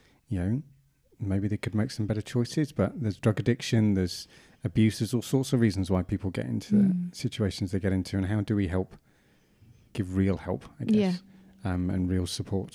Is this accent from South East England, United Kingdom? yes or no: yes; Brighton, South East England, United Kingdom; I grew up in Brighton